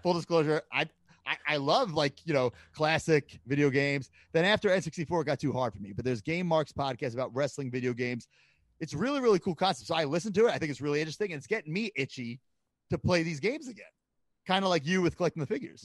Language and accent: English; Long Island, New York, United States; moved away; I grew up on Long Island